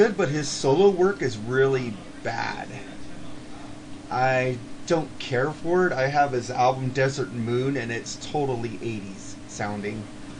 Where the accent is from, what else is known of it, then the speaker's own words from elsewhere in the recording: United States; I'm American, man.